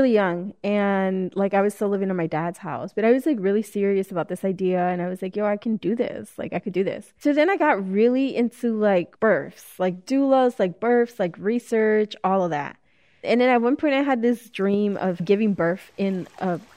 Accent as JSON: {"language": "English", "town": "Chicago", "region": "Illinois", "country": "United States", "tie": "born or raised there", "said": "Born and raised in Chicago"}